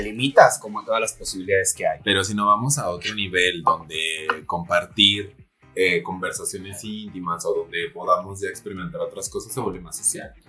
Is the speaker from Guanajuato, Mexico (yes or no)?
yes; Celaya, Guanajuato, Mexico; also born or lived in Querétaro; now in Mexico City, Mexico; yo soy de Celaya, Guanajuato